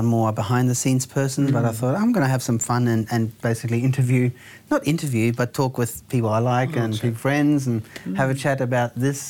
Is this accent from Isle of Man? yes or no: no; Germany; I was born in Germany